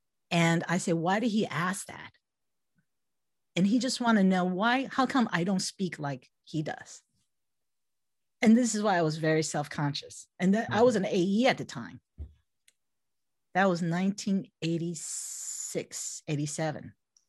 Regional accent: Taiwan; English is a second language; When I was 6 years old, when I was in kindergarten, this is growing up in Taiwan, right? So I was the youngest of three and I never went to daycare.

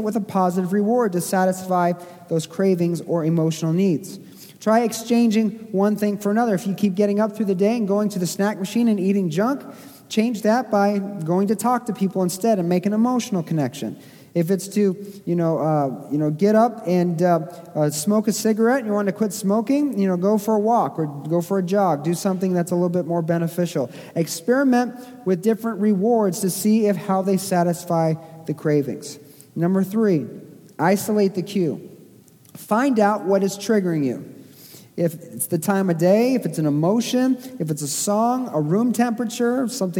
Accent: Springfield, Missouri, United States; I grew up in Springfield, Missouri

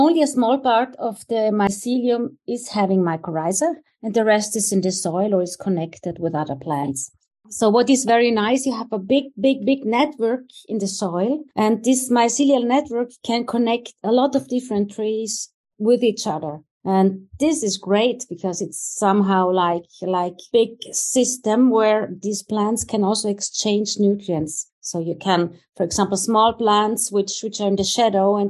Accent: near Innsbruck, Tyrol, Austria; the University of Innsbruck, which is close to my hometown where I grew up

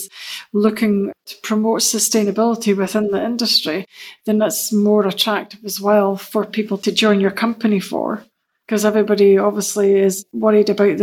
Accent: Aberdeen, Scotland, United Kingdom; moved away as an adult; now in Denmark; I was born and raised in Aberdeen.

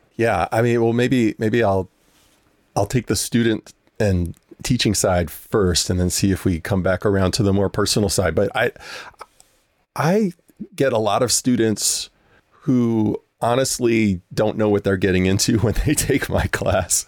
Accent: New Orleans, Louisiana, United States; I grew up in New Orleans, which is just such a musically rich place

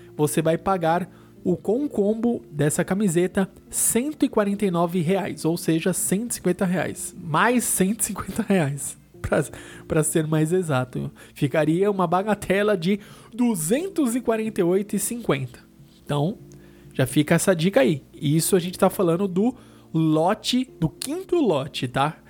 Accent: São Paulo, Brazil; a gente é aqui de São Paulo

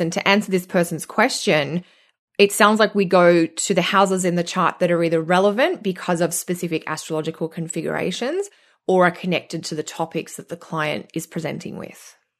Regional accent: Australia; accent: Australian; moved away as an adult; now in Canada; being Australian and moving to Canada

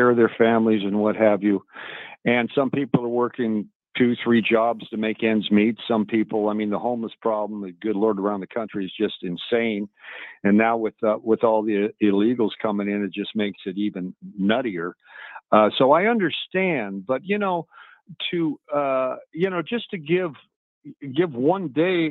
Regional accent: Denver, Colorado, United States; moved away; also born or lived in Los Angeles, California / Tennessee; I grew up in Colorado, you know, around Stapleton Airfield at the time.

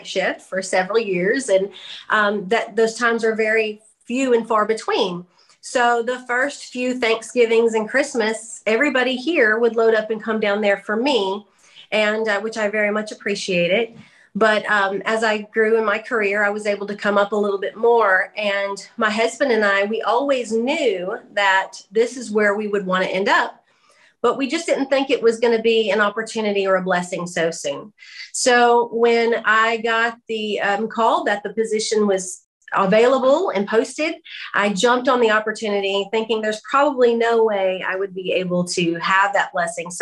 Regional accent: Hot Springs Village, Arkansas, United States; moved away as an adult; also born or lived in Texarkana; I grew up here in Hot Springs Village

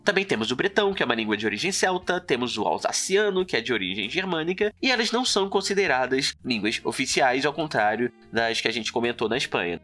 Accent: Brazil; essa é a nossa língua nativa aqui no Brasil

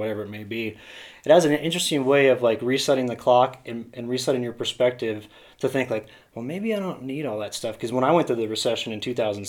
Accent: Kansas, United States; moved away; also born or lived in Colorado; from Kansas originally. Came out to Colorado in 1998

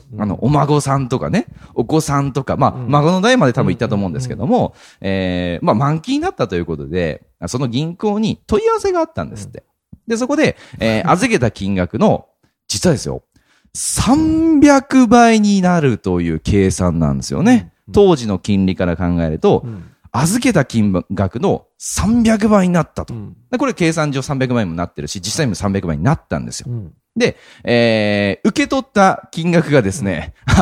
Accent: Japan; 日本に生まれて日本人として生きてて

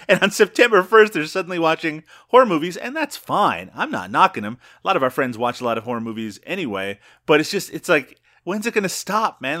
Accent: Newfoundland and Labrador, Canada; moved away; I grew up in Newfoundland

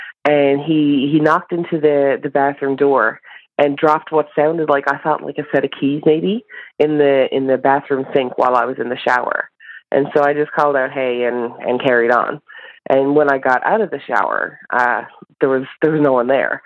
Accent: Newfoundland and Labrador, Canada; moved away as an adult; also born or lived in St. John's, Canada; now in Nunavut, Canada; I am calling from Nunavut, but I am from Newfoundland

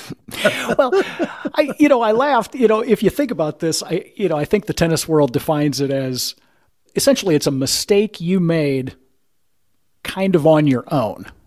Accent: Midwest, United States; I'm from the Midwest

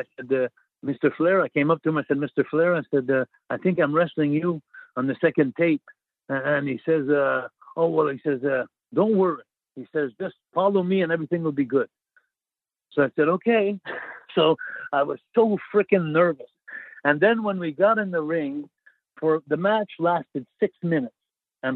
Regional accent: Montreal, Quebec, Canada; I'm from Montreal

